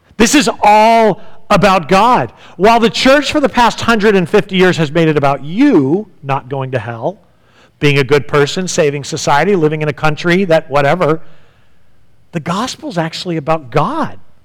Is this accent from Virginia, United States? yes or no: no; San Diego, California, United States; When I was growing up in San Diego